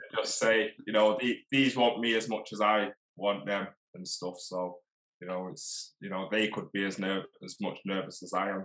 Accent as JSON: {"language": "English", "town": "Manchester", "region": "North West England", "country": "United Kingdom", "said": "I'm from Manchester, England."}